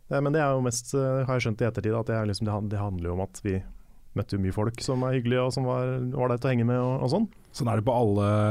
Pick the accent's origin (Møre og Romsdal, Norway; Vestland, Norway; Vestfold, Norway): Vestland, Norway; Bergen; Ja, Jeg har også hørt den versjonen, men nei, jeg er fra Bergen.